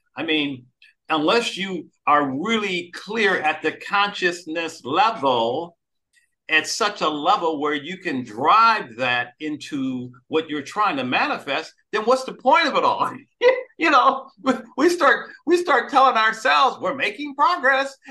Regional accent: Detroit, Michigan, United States; I grew up in Detroit, Michigan, back in the proud days of Motown music

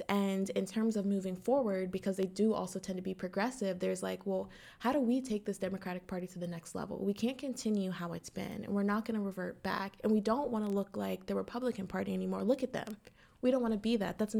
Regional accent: New Castle, Pennsylvania, United States; the current mayor of my hometown, Newcastle, Pennsylvania

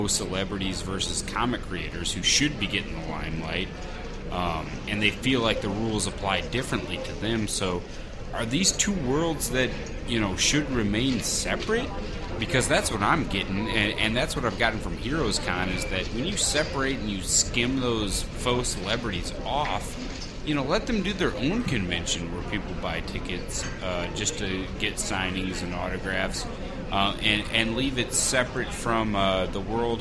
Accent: St. Louis, Missouri, United States; we're from St. Louis

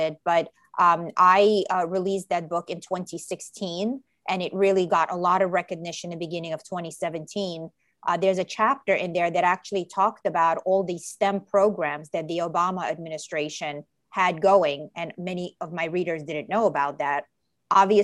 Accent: New York City, New York, United States; also born or lived in Ukraine; I came to New York City. I grew up in New York City when I was 7 years old. And my family is an immigrant family, and we emigrated from Ukraine.

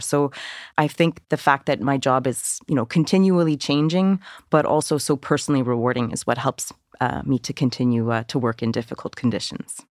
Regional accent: Canada; I'm I'm Canadian

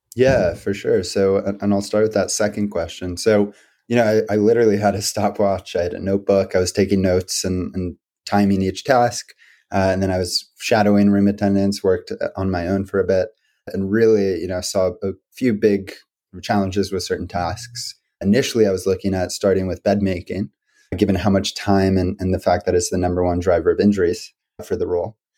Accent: D.C., District of Columbia, United States; I grew up outside of Washington, D.C., into an entrepreneurial family

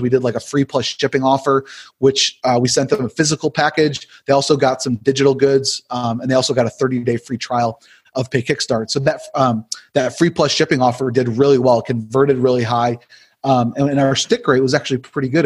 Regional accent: Buffalo, New York, United States; moved away as an adult; now in Wake Forest, United States; I'm originally from Buffalo, New York

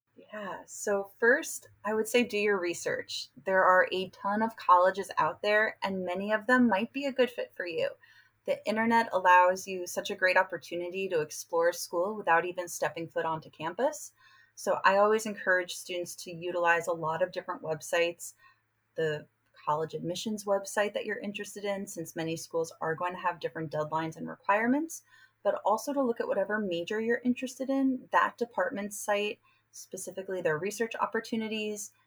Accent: New York, United States; now in San Diego, United States; I'm from New York and I recruit often on the East Coast for UC San Diego

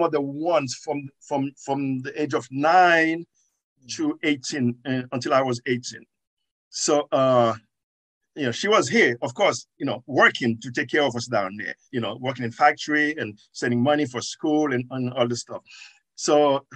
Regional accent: Haiti; English is a second language; moved away as an adult; now in New York, United States; In Haiti, I was taking English

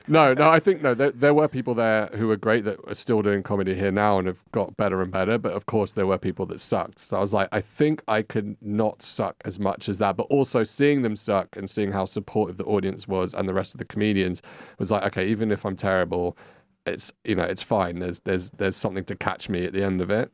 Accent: London, United Kingdom; moved away as an adult; now in Barcelona, Spain; I'm originally from London, uh, hence this accent.

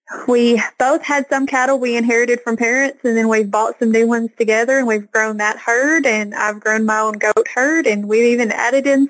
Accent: the Delta of Arkansas, United States; accent: Southern Arkansas; I'm from Arkansas, and I'm from what we call the Delta of Arkansas

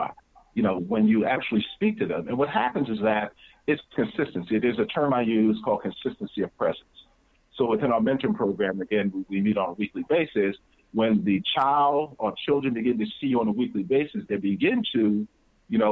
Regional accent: New Jersey, United States; I'm from New Jersey

